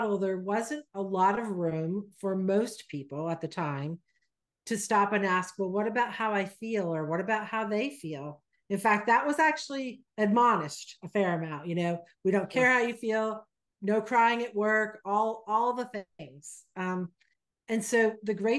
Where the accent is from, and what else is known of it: Vermont, United States; born or raised there; moved away as an adult; also born or lived in Texas